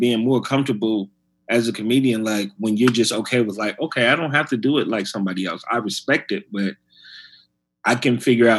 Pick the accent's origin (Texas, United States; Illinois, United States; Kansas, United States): Illinois, United States; Chicago; now in New York, United States; Like, I was mostly doing clubs when I came from Chicago.